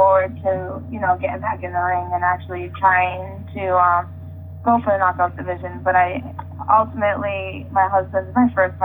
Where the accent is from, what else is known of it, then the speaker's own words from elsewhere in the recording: New England, United States; I'm from New England